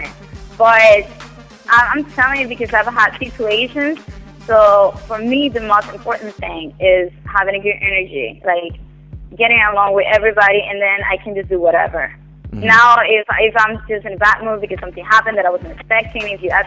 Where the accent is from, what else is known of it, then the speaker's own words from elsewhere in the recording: Cuba; English is a second language; moved away as an adult; I came from Cuba. I came 5 years ago.